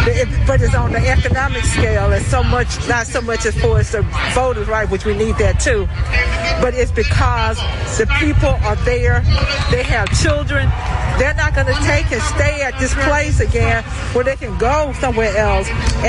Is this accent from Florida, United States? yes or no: no; Alabama, United States; I'm 67. I am a child of the civil rights era, and I'm from the South, Alabama.